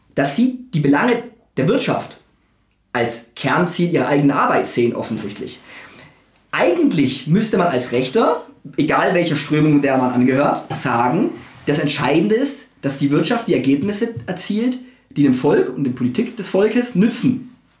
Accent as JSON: {"language": "German", "country": "Germany", "said": "als Deutsche oder als Mitteleuropäer"}